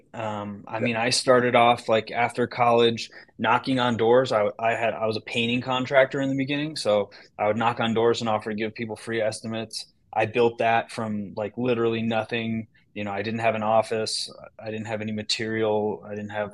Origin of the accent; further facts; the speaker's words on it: Northern California, United States; moved away as an adult; now in Michigan, United States; I come from Northern California